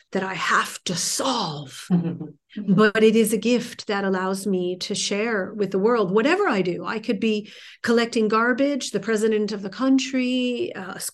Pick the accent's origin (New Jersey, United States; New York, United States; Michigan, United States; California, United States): New Jersey, United States; I'm from New Jersey. We speak a mile a minute.